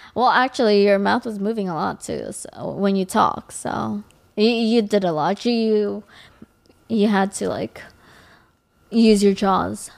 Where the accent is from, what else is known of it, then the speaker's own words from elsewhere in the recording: Los Angeles, California, United States; I am an L A native.